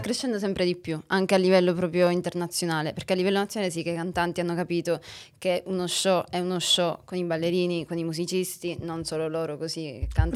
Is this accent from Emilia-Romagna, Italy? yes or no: no; Sicily, Italy; moved away as an adult; also born or lived in Rome; io sono siciliana